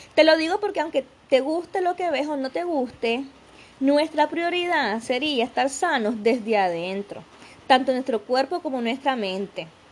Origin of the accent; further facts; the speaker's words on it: Nicaragua; le decimos acá en Nicaragua